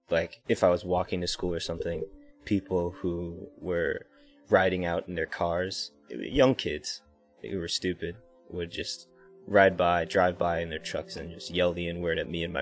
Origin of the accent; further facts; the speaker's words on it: Florida, United States; Florida was to me it was a great place to grow up because there's a lot of flat, open land, open trees that you can explore